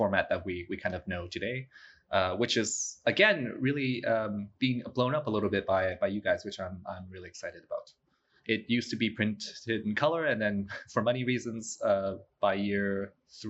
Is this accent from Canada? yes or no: yes; Canada; moved away as an adult; also born or lived in New York; I'm originally from Canada. I did my bachelor's of architectural studies there at the University of Waterloo